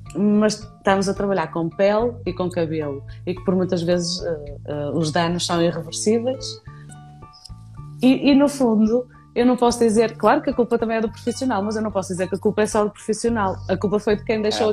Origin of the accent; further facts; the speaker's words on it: Vila Nova de Famalicão, Norte, Portugal; moved away as an adult; now in Viana do Castelo, Portugal; Famalicão era é a minha cidade natal que é muito pertinho do Porto